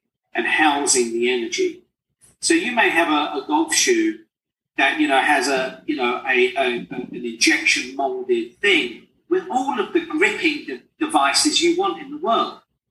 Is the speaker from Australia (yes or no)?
no; England, United Kingdom; moved away; I'm just a poor immigrant boy from England.